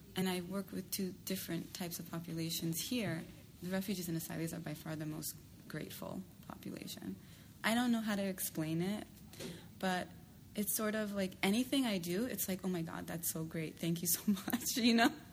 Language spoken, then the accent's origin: English; New York City, New York, United States; I'm from New York City